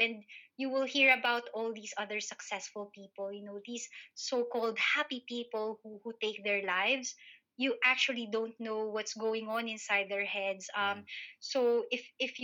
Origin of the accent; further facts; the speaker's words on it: Philippines; moved away as an adult; now in United Kingdom; I'm a Filipino migrant, so I'm a person of color here in the UK